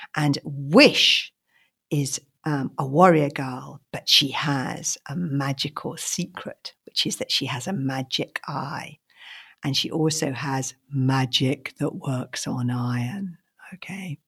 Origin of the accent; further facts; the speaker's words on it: London, United Kingdom; When I was little, I grew up in London in a house without a garden